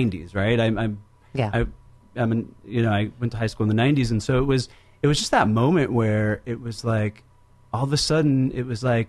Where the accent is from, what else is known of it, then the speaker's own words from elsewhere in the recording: Seattle, Washington, United States; also born or lived in Santa Clara; I grew up in Seattle.